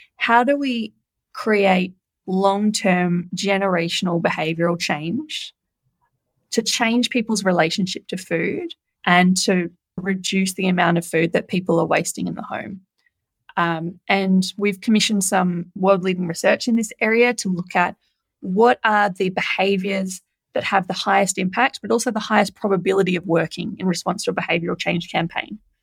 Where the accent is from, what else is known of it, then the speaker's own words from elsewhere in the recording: New South Wales, Australia; my home state of New South Wales